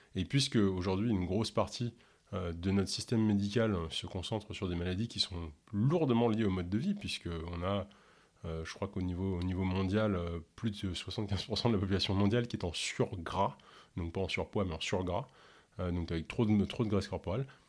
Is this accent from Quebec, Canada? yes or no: no; Ontario, Canada; first language English; French is a second language; je suis originaire de l'Ontario, où on parle majoritairement anglais, et du coup, bah, je suis euh, complètement bilingue, hein, et même l'anglais est ma première langue